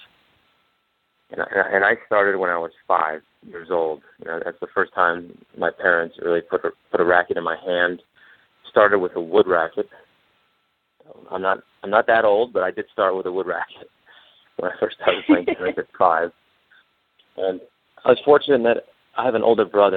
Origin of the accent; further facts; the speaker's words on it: Michigan, United States; I grew up in Michigan